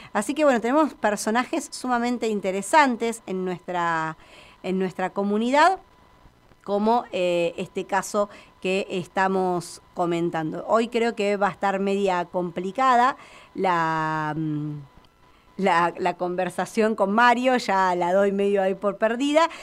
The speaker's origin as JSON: {"language": "Spanish", "country": "Argentina", "said": "en nuestro país"}